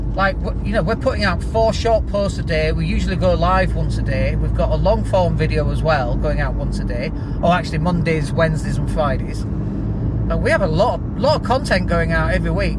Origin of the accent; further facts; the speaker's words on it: Yorkshire and the Humber, United Kingdom; accent: Yorkshire; also born or lived in Leeds; I lived up in Leeds and I'd go down to London and I used to be really embarrassed about my Yorkshire accent.